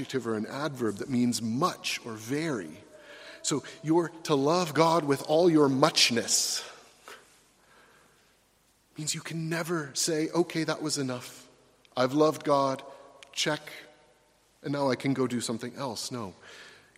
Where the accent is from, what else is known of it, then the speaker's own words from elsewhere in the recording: United States; Americans like me